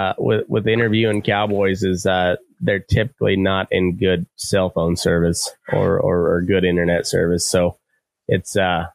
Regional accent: Eastern Plains, Colorado, United States; I grew up out on the Eastern Plains

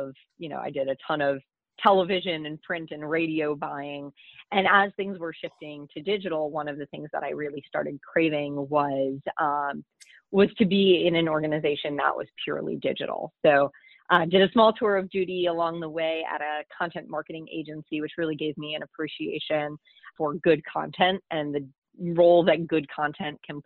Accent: Minnesota, United States; moved away as an adult; now in Washington, D.C., United States; my home state of Minnesota

